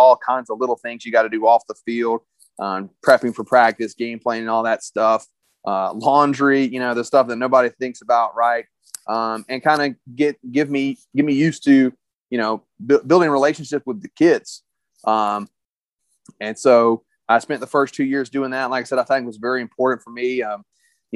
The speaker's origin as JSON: {"language": "English", "region": "South Georgia", "country": "United States", "tie": "born or raised there", "lives_now": "Loganville, United States", "said": "I grew up down in South Georgia, real small town, real small school."}